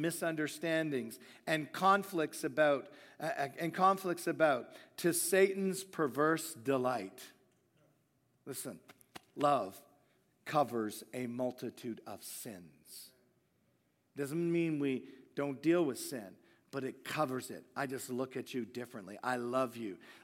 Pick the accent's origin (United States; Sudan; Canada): Canada; Hamilton, Ontario; I'm a Canadian